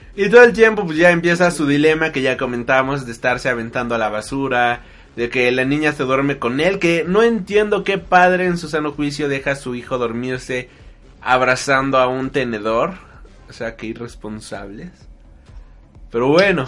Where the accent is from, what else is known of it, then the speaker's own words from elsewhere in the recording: Mexico; Somos de México